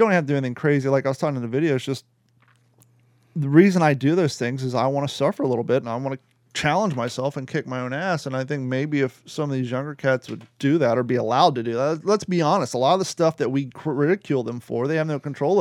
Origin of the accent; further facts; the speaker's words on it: Kentucky, United States; Gordon and I grew up in Kentucky